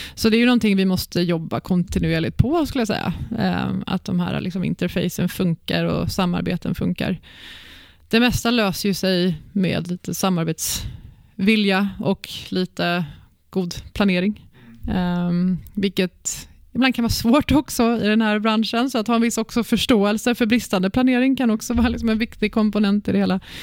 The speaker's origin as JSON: {"language": "Swedish", "town": "Växjö", "region": "Kronoberg County", "country": "Sweden", "tie": "born or raised there", "also_born_or_lived": "Stockholm", "moved": "yes", "said": "jag är uppväxt i Växjö i Småland. Mm. Född i Stockholm men uppväxt i Växjö."}